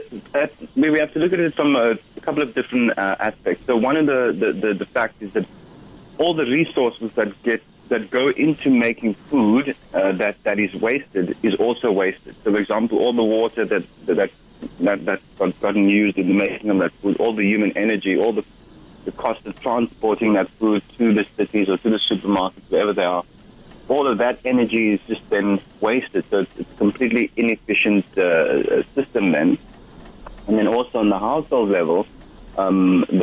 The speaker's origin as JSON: {"language": "English", "region": "Western Cape", "country": "South Africa", "tie": "born or raised there", "said": "growing up in the Western Cape in the 1970s and 80s"}